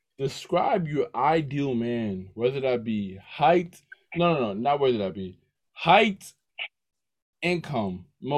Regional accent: New York City, New York, United States; I'm from New York City.

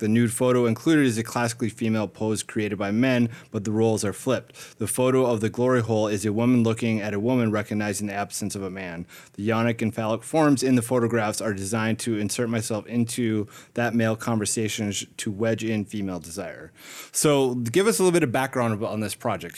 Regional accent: Minnesota, United States; I'm from Minnesota

